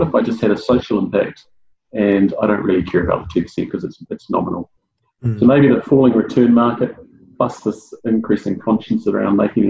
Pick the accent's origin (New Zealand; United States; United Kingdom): New Zealand; Auckland; my time that I've spent growing up in South Auckland